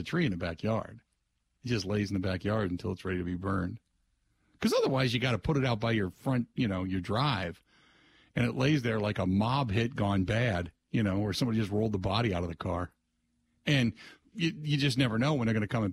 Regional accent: Cincinnati, Ohio, United States; when I grew up in Ohio, same thing in Cincinnati, we grew up in a township

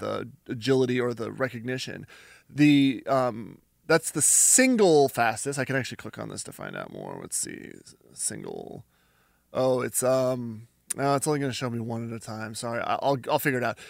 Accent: Canada; I'm Canadian

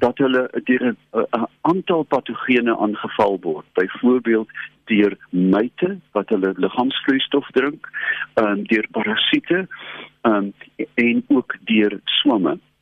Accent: Robertson, Western Cape, South Africa; my dae as kind in Robertson

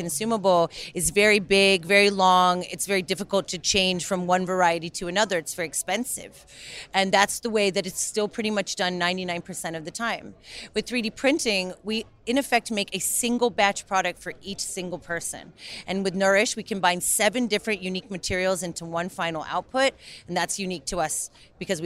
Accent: New York, United States; moved away as an adult; now in Birmingham, United Kingdom; I'm originally from New York, and you know, I grew up in places like Brooklyn

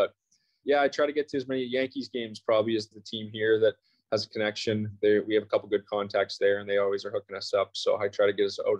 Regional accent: Melville, Saskatchewan, Canada; Small town, not really much going on. My dad's school teacher.

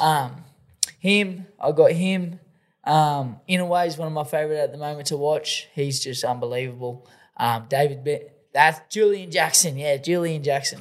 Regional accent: Australia; I'm the Australian ….

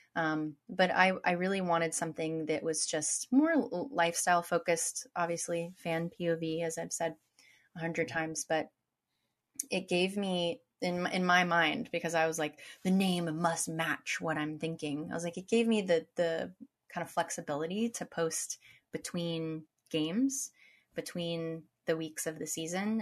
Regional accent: United States; I, as an American

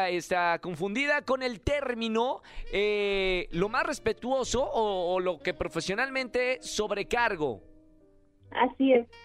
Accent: Guadalajara, Jalisco, Mexico; De Guadalajara, Jalisco.

